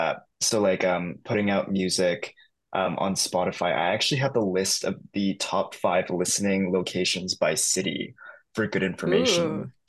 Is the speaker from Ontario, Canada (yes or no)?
no; Surrey, British Columbia, Canada; So it goes Victoria, Toronto, and then my hometown, Surrey, BC.